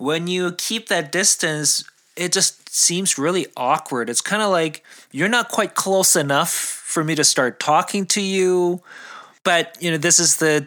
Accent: South Korea; moved away; I was growing up in South Korea

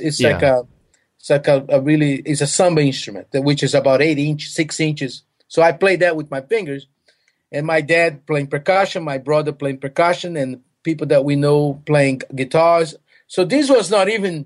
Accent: Recife, Pernambuco, Brazil; English is a second language; moved away; also born or lived in Boston / Mississippi; I was born in Brazil in a little city, not too little, it's actually a big city, Recife

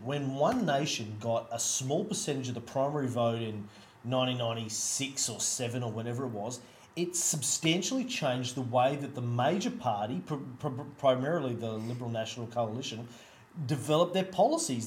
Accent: Australia; as an Australian

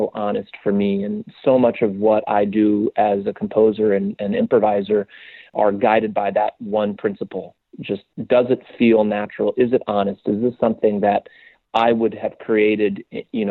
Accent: West Coast, United States; now in New York, United States; I'm not a New Yorker. I grew up in very kind of very white bread, like sheltered suburban West Coast suburb

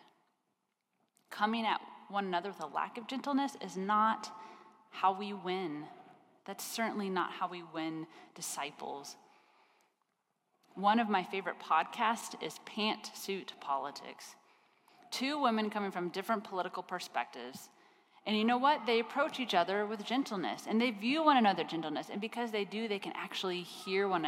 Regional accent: Kansas, United States; I grew up in Kansas, and I grew up in a town.

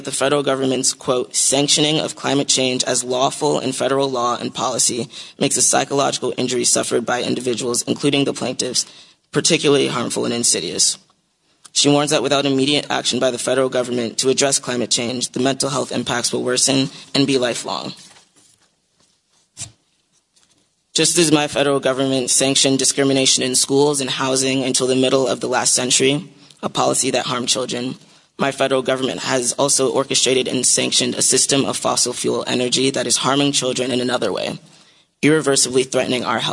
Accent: New York, United States; Growing up in New York

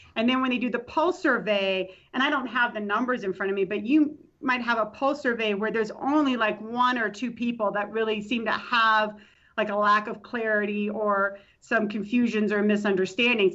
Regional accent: Tampa, Florida, United States; moved away as an adult; also born or lived in Nashville, Tennessee / Houston, Texas / Laramie, Wyoming; I'm from Tampa, Florida originally. So I went to Hillsborough Community College

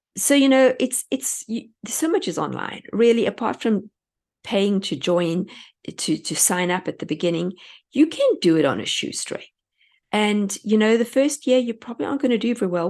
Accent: South Africa; moved away as an adult; now in United States; I come from South Africa

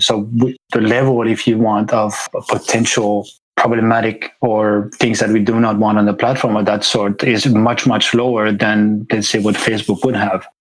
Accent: Switzerland; moved away as an adult; I grew up in Switzerland

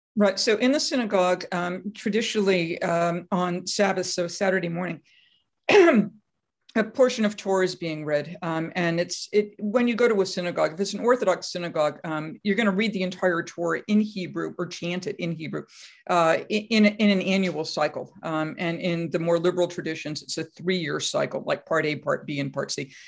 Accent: Massachusetts, United States; I'm from Massachusetts

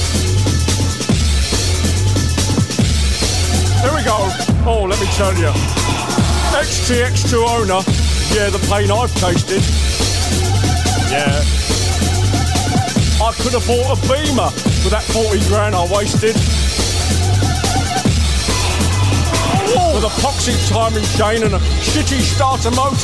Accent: London, United Kingdom; I'm from London. Born and bred

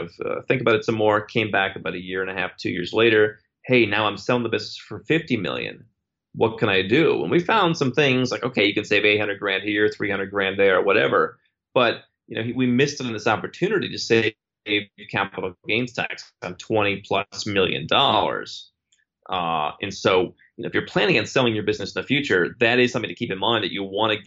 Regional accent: United States; as an American

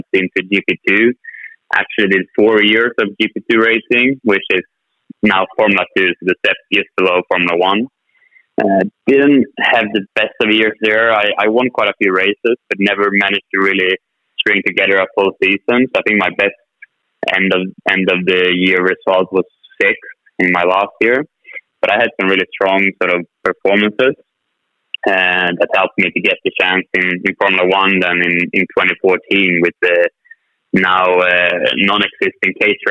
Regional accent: Sweden; not only in my home country, Sweden

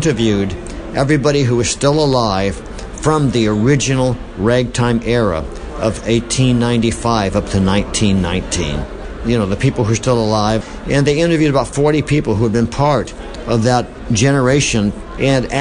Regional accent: Boston, Massachusetts, United States; I'm from Boston

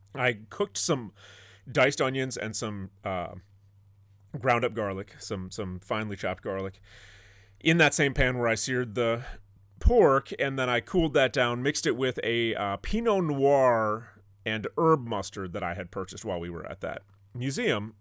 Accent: northern Michigan, United States; my hometown in northern Michigan

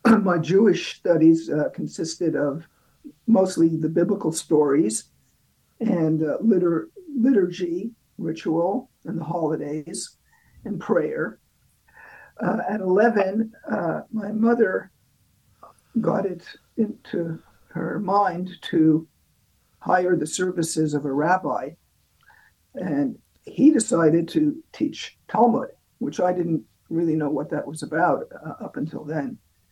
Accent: Canada; But they advised me to go to the British consulate because, as a Canadian, I'm a subject of the British Empire.

